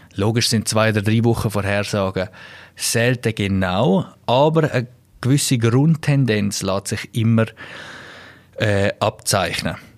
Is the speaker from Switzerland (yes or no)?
yes; Klosters, Graubünden, Switzerland; aus meiner Heimat etwas ist, da wo es Klosters